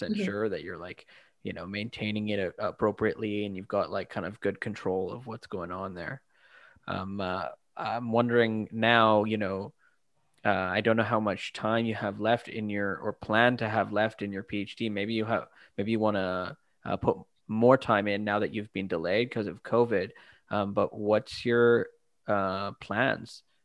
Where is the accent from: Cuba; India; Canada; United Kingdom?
Canada; Vancouver, British Columbia; I'm from Vancouver